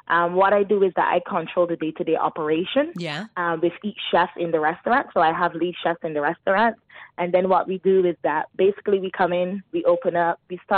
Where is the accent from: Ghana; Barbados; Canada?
Barbados; now in Dubai, United Arab Emirates; I'm originally from Barbados